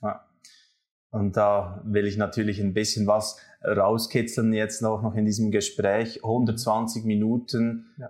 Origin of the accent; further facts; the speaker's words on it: Switzerland; zwei Schweizer